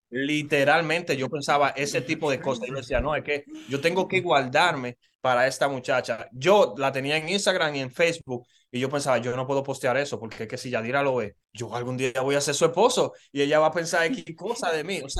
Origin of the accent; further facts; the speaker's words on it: Dominican Republic; Adivinen qué, yo soy dominicano.